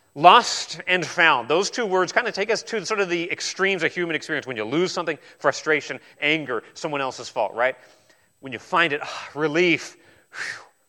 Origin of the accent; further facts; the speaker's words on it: New Zealand; I was born in New Zealand